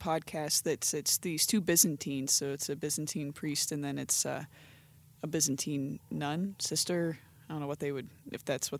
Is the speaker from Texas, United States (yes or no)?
no; Canton, Ohio, United States; Anyways, but I'm from the Canton, Ohio area